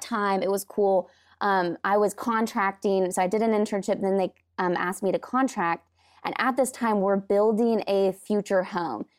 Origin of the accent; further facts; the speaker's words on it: Washington, United States; I'm from Washington, and so I grew up in the Pacific Northwest and absolutely love it there